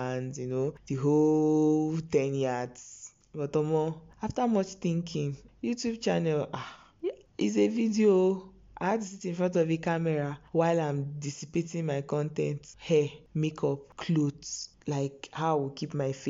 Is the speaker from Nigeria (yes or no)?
yes; Okija, Anambra, Nigeria; I'm from Anambra State, Okija to be precise, Okija Kwenu.